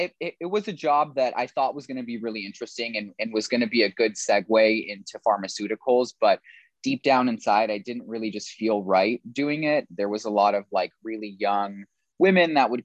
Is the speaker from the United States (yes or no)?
yes; California, United States; moved away as an adult; also born or lived in Australia; now in New York City, United States; I was born and raised in California